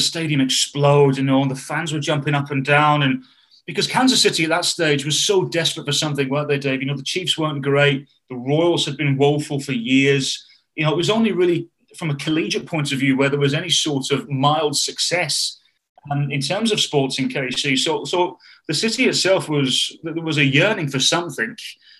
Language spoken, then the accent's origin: English; United Kingdom; And I don't even think it was because I'm British. And also, by the way, David, just because we're British